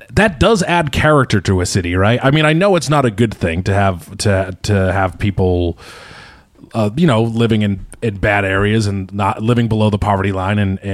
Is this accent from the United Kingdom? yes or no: no; Boston, Massachusetts, United States; I remember being a boy in Boston